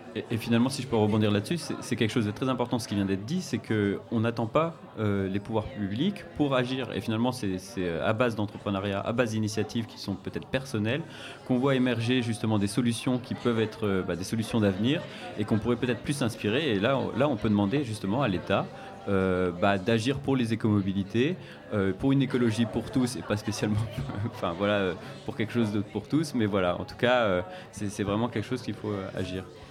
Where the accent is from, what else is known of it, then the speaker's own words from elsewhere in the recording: Nancy, Grand Est, France; je viens de Nancy